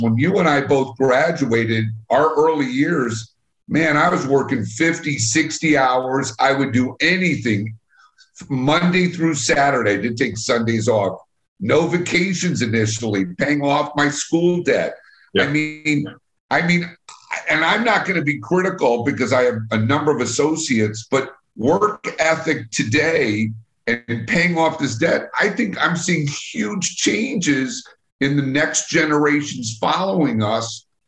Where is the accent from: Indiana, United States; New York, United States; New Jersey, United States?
New York, United States; Long Island; moved away as an adult; now in Chicago, United States; So I really grew up on Long Island. Went to high school on Long Island